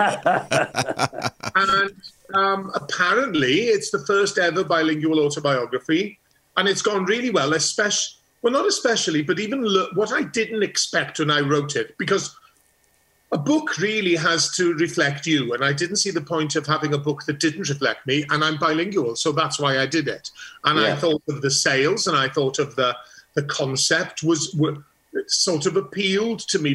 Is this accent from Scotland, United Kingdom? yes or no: no; Rhosllannerchrugog, Wales, United Kingdom; North East Wales, a place called Rhosanachrygog